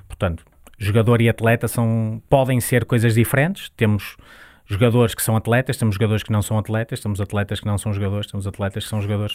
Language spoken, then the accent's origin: Portuguese; Santo Tirso, Norte, Portugal; nós nascemos em Santo Tirso, eu e a empresa